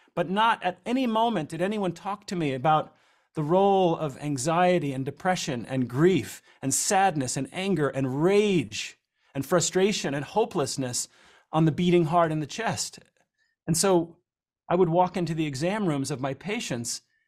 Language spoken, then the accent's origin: English; New Jersey, United States; growing up in New Jersey